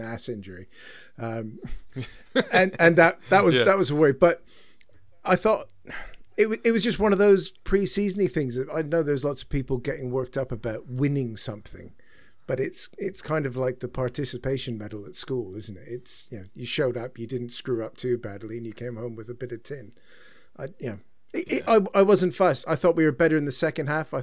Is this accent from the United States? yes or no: no; Croydon, London, United Kingdom; also born or lived in Canada; Got thrown into high school and had that quickly beaten out of me by a good Croydon upbringing